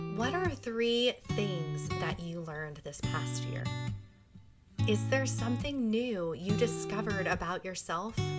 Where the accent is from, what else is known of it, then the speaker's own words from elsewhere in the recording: New Jersey, United States; moved away; I grew up in New Jersey where it was really cold